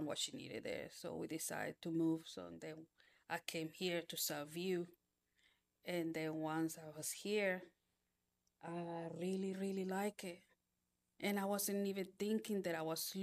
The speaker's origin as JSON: {"language": "English", "country": "Panama", "tie": "born or raised there", "moved": "yes", "said": "I was born in Panama."}